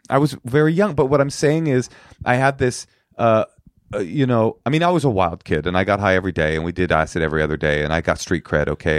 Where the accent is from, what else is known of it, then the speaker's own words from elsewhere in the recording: Oakland, California, United States; first language American Sign Language; English is a second language; also born or lived in New York; I was raised in Oakland with my s, my mother, my, a deaf single mother on welfare in Oakland Public Schools